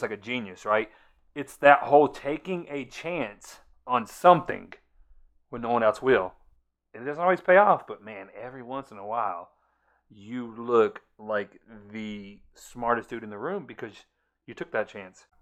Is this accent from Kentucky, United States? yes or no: no; next county over from Okaloosa County, Florida, United States; It's the next county over, um, from, from my hometown.